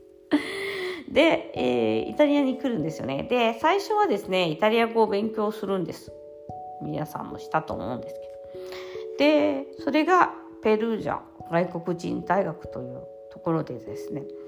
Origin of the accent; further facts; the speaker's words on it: Japan; first language Japanese; moved away as an adult; now in Italy; 私の感情っていうのを学んだのは日本語で学んだ